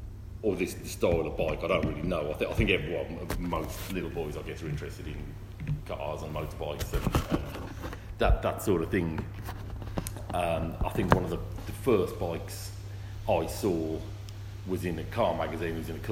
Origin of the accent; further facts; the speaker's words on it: Wolverhampton, West Midlands, United Kingdom; I'm from Wolverhampton.